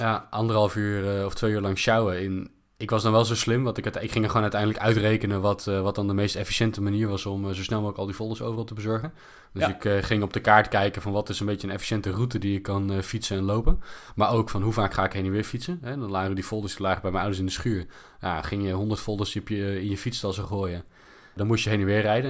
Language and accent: Dutch; Netherlands; als Nederlanders